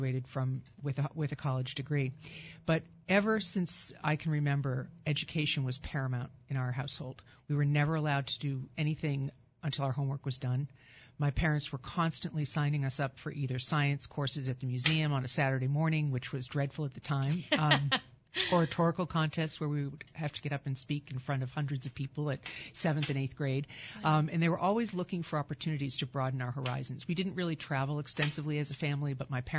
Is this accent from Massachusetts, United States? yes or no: yes; Cambridge, Massachusetts, United States; I grew up literally blocks away from Harvard University and walked through the campus many times as a child.